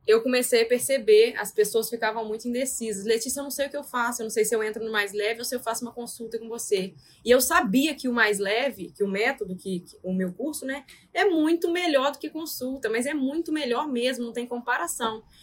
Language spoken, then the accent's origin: Portuguese; Porciúncula, Rio de Janeiro, Brazil; moved away as an adult; also born or lived in São José de Ubá; now in Vila Velha, Brazil; Porque eu estava morando em São José de Bar, mas sou de Porciúncula